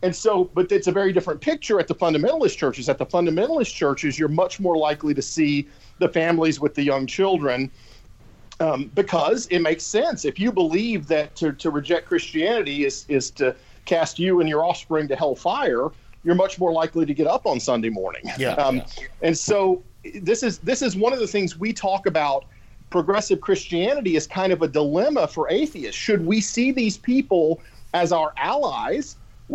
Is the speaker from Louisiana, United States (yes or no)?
yes; Louisiana, United States; now in Texas, United States; I grew up in Louisiana